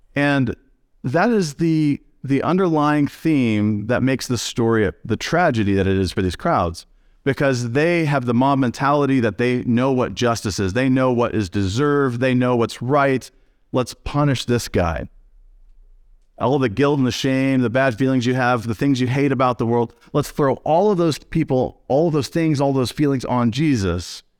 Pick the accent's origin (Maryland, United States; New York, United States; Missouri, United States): Missouri, United States; now in Jackson, Michigan, United States; I'm from Missouri, so I'm from the show me state